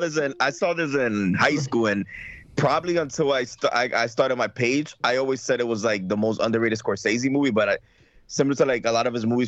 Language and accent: English; New York, United States; I'm from New York